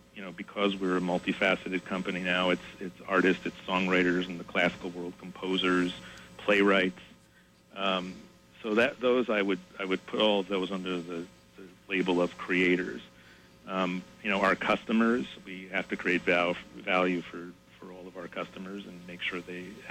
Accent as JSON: {"language": "English", "town": "Linden", "region": "New Jersey", "country": "United States", "tie": "born or raised there", "said": "I grew up in Linden."}